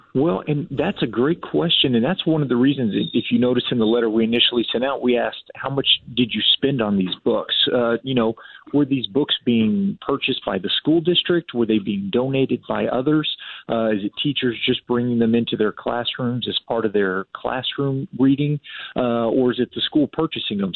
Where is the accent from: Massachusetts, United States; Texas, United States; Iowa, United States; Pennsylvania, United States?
Texas, United States; San Antonio; I grew up in San Antonio and actually went to a Northeast ISD school